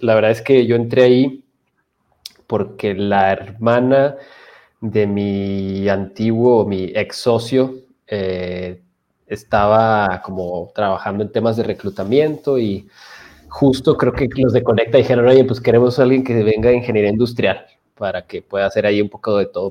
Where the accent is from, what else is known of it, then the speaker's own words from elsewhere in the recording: Chihuahua, Mexico; soy de Chihuahua